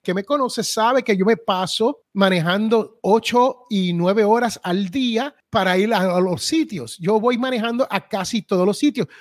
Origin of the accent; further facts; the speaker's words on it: Puerto Rico; now in United States; allá donde yo me crié en Puerto Rico